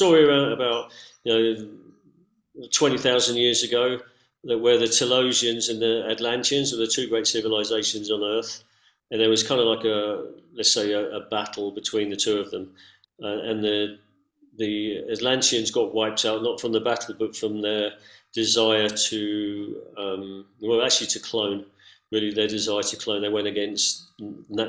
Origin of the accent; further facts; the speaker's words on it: London, United Kingdom; moved away as an adult; also born or lived in San Francisco, United States / Cusco, Peru; now in Mount Shasta, United States; I grew up in London. I lived in San Francisco. I lived in Cusco.